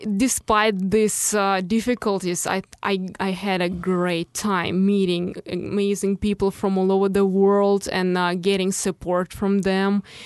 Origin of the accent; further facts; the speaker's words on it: Moscow, Russia; English is a second language; moved away as an adult; now in Chicago, United States; from my hometown and, uh, from the schools I've ever been to, uh, in, in Moscow